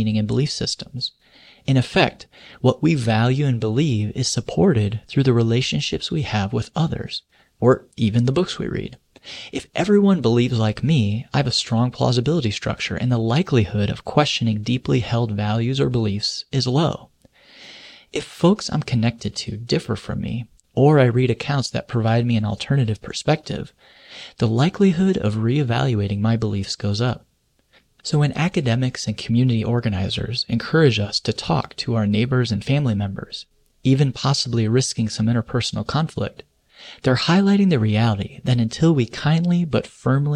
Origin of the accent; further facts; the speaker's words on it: Indiana, United States; my home state of Indiana, a community near me, Noblesville